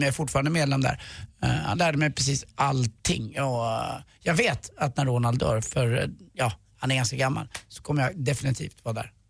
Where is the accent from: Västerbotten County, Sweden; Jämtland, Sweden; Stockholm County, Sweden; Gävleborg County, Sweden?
Stockholm County, Sweden; Stockholm; Jag, jag är uppvuxen på Karlavägen 117